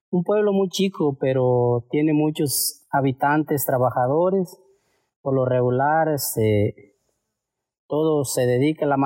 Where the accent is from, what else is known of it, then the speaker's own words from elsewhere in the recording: Salguero, Michoacán, Mexico; Yo soy originario del pueblo de Salguero, Michoacán.